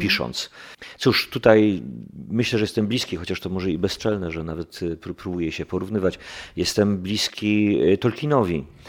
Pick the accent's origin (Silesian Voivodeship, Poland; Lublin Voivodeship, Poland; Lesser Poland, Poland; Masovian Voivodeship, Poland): Silesian Voivodeship, Poland; ja jestem Ślązakiem z dziada, pradziada, jestem do tej ziemi bardzo mocno przywiązany